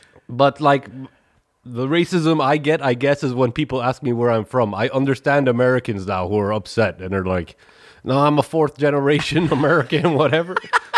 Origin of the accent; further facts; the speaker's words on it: Netherlands; I know the I grew up in Black Peter land.